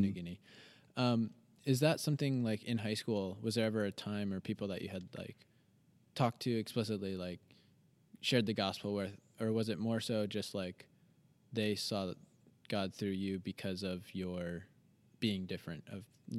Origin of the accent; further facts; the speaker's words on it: United States; I grew up in a Christian home. I grew up in America. I went to a small Christian school.